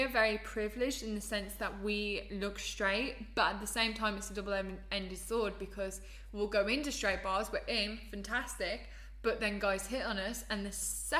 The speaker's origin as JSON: {"language": "English", "town": "Birmingham", "region": "West Midlands", "country": "United Kingdom", "said": "I'm from Birmingham."}